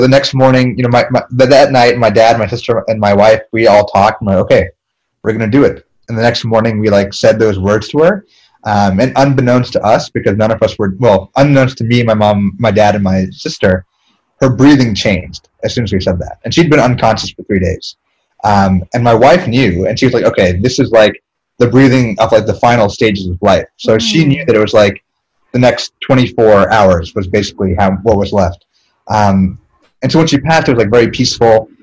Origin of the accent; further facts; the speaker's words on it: East Coast, United States; we're both from the East Coast. Um, I'm from like a, a rich people town